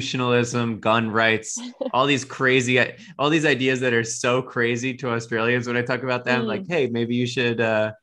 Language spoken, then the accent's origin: English; United States; as an American